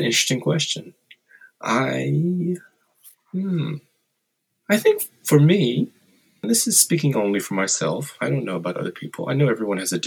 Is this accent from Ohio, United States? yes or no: no; Louisiana, United States; moved away as an adult; I grew up in Louisiana.